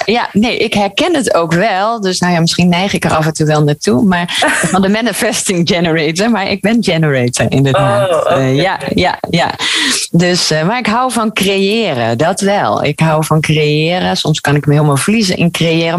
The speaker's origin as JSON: {"language": "Dutch", "town": "Gouda", "region": "South Holland", "country": "Netherlands", "moved": "yes", "lives_now": "Maastricht, Netherlands", "said": "ik kom oorspronkelijk uit, uh, uit Gouda."}